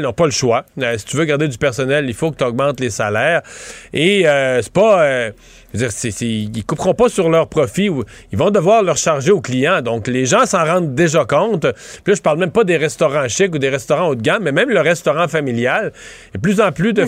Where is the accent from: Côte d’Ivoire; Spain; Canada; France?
Canada; Quebec; chez nous au Québec